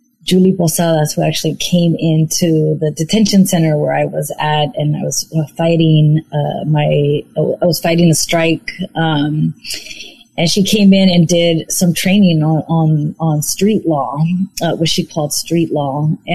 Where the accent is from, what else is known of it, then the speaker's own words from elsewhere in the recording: San Francisco, California, United States; I'm from San Francisco, California. I grew up in the Mission District